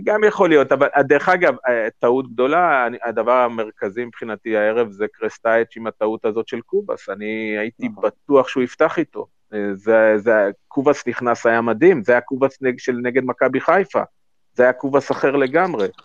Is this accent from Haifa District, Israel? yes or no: no; Central District, Israel; כשאני גדלתי שם כילד